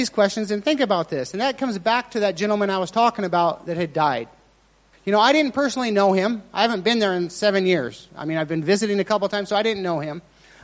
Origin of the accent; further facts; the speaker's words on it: Eureka, Nevada, United States; moved away; I'm from a very small town in Eureka, Nevada.